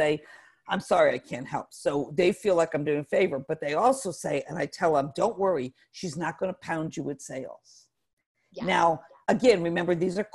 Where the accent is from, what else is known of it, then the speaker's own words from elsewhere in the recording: Northeast, United States; now in Atlanta, United States; I'm not from Atlanta, I'm from the Northeast